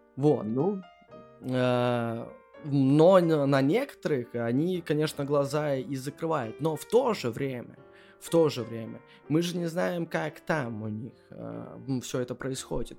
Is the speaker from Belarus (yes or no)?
yes; Belarus; moved away as an adult; now in Wrocław, Poland; мы живем хоть и во Вроцлаве, но мы все равно белорусы